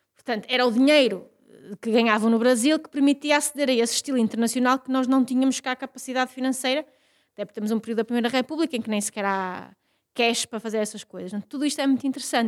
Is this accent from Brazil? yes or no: no; Vila Real, Douro, Norte, Portugal; da minha aldeia, que é uma aldeia no Douro, eh, em Vila Real, no Douro